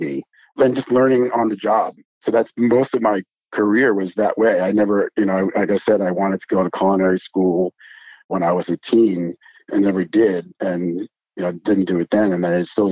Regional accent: Long Island, New York, United States; I grew up in Long Island

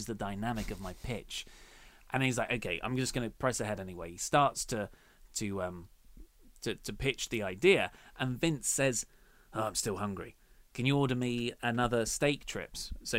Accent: Dartford, South East England, United Kingdom; Well, I am from Dartford, and that's that's how everyone from Dartford sounds, and how I used to sound until I effectively did My Fair Lady to myself.

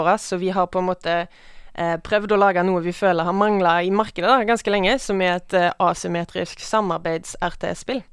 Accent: Western Norway, Norway; Jeg vokste opp på landet, på Vestlandet

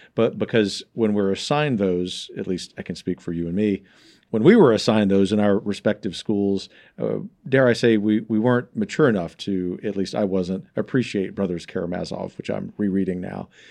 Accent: Gulf Coast, United States; growing up on the Gulf Coast where I've seen the, the, the bayou in my home city flow backwards during hurricane

